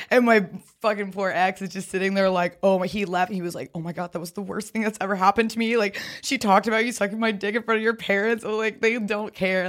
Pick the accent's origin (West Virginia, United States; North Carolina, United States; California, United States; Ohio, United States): North Carolina, United States; Raleigh; moved away; also born or lived in Greenville, North Carolina; I'm from Raleigh, but I went to school at ECU in Greenville